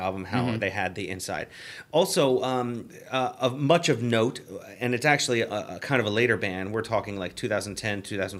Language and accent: English; Baltimore, Maryland, United States; we're both from Maryland, specifically Baltimore, where the Maryland Death Fest is home to.